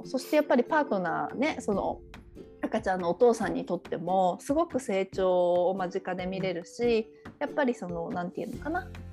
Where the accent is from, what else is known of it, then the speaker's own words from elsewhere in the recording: Japan; moved away as an adult; now in Sydney, Australia; 私たちこう日本で育ってきて